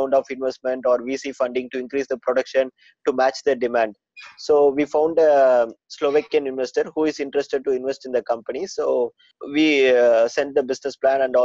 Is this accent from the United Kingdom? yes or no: no; South India, India; I'm from South India, so it's a very good place and it's a very good climatic area.